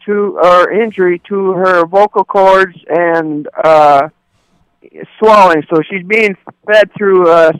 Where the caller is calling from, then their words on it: Capitan, New Mexico, United States; No, I am calling from Capitan, New Mexico.